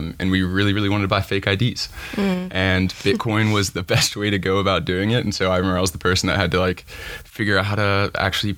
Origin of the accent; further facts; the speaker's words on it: Franklin, Tennessee, United States; moved away as an adult; now in Los Angeles, United States; I'm originally from Franklin, Tennessee. It's a small town right outside of Nashville